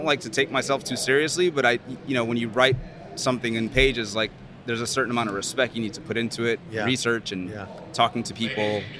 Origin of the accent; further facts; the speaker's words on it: New Orleans, Louisiana, United States; now in New York, United States; I'm from New Orleans. My parents are from Honduras.